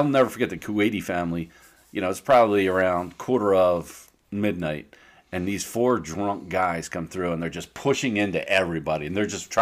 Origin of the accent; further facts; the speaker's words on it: Philadelphia, Pennsylvania, United States; I'm from Philadelphia.